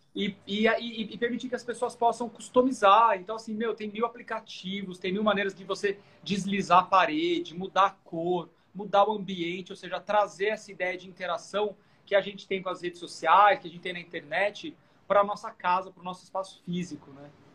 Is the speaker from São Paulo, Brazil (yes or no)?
yes; Sorocaba, São Paulo, Brazil; fui criado no interior, eu sou de Sorocaba.